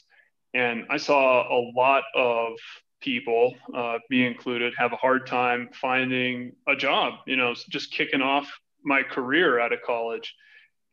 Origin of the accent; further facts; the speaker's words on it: Oahu, Hawaii, United States; moved away as an adult; now in Denver, United States; I'm originally from Hawaii. I was born and raised there, and I left the island of Oahu when I was 18.